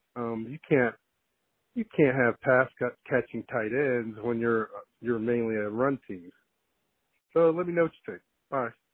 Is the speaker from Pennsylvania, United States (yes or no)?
yes; Jeannette, Pennsylvania, United States; now in Tucson, United States; I'm from Gennette originally